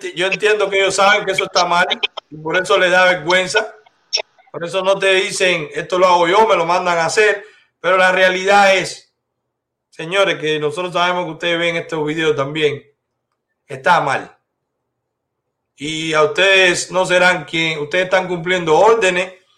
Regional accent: Cuba; moved away; somos cubanos libres

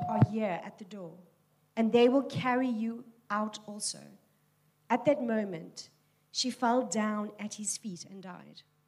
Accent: Cape Town, Western Cape, South Africa; I am born and bred in Tableview

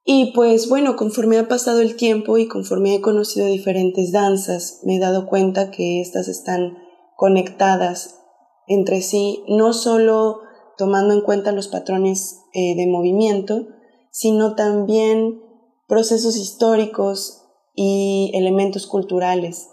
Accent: Mexico City, Mexico; soy de la Ciudad de México

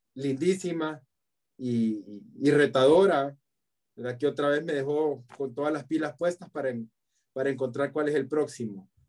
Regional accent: El Salvador; Yo soy salvadoreño

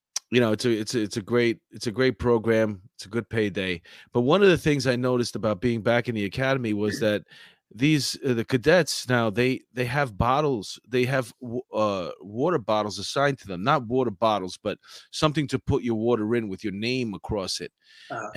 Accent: New York City, New York, United States; I was in Astoria

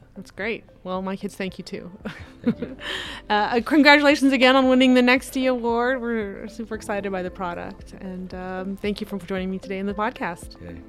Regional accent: Phoenix, Arizona, United States; I'm from Phoenix

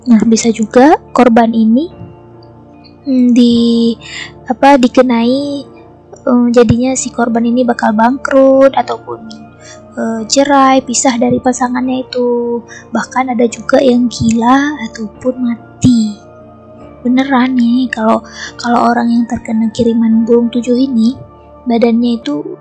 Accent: Aceh, Indonesia; aku bakal ceritain tentang sosok gaib yang sangat masyur di daerahku, yaitu Aceh.

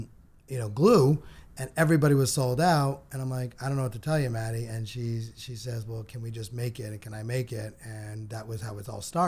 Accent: Connecticut, United States; In Connecticut.

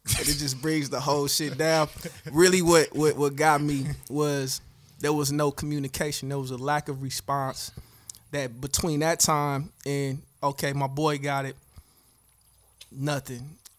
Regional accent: Nigeria; especially since I'm Nigerian. We have a lot of scammers

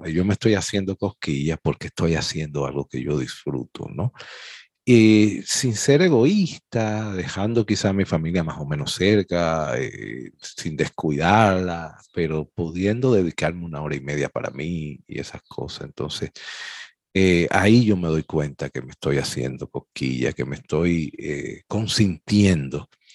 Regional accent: Dominican Republic; somos especialistas los dominicanos

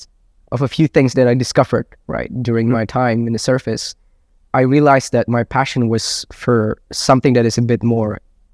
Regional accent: Jakarta, Indonesia; I grew up in Jakarta. I did spend some time outside of Jakarta, different countries, different cities within Indonesia, because my father, he worked at the Central Bank of Indonesia.

